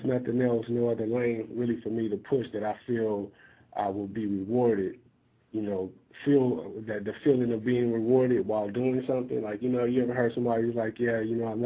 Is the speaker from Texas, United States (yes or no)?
no; Compton, California, United States; I'm from Compton too